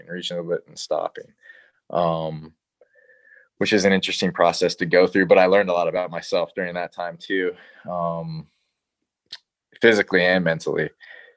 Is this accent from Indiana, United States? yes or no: no; Chicago, Illinois, United States; moved away; I'm from Chicago originally